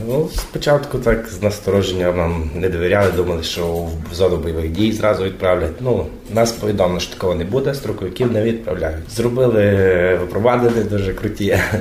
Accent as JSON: {"language": "Ukrainian", "region": "Volyn Oblast", "country": "Ukraine", "tie": "born or raised there", "also_born_or_lived": "Poland", "moved": "as an adult", "said": "Е, Волинська область, Торійський район, село Мукрець"}